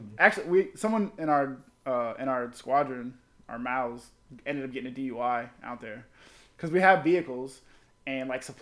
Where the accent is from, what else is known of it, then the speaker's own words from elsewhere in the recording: Florida, United States; She's like, where you from? I'm like South Florida. She's like, I'm from Jupiter. I'm like, I oh, that ain't near me.